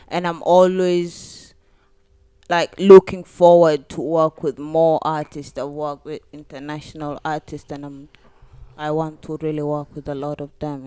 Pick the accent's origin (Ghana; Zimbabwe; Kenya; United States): Kenya; Turkana County; I'm from Turkana